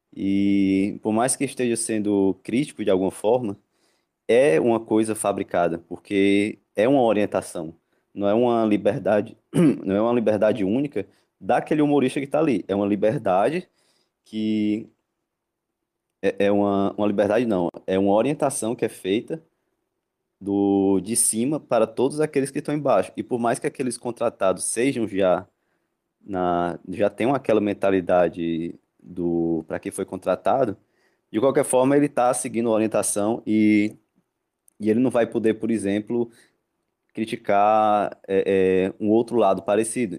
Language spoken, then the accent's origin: Portuguese; Ceará, Brazil; Aqui no, no Ceará, de onde, de onde eu sou